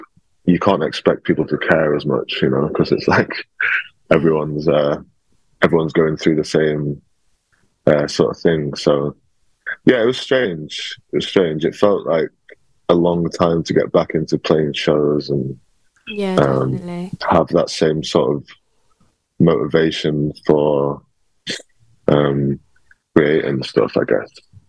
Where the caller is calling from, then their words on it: Peckham, London, United Kingdom; I'm joining from Peckham. I just moved in to a new flat here on Wednesday